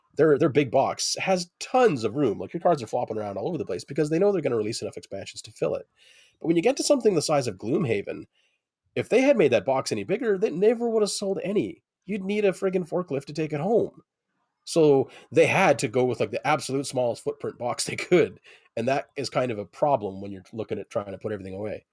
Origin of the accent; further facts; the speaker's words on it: Canada; I'm very Canadian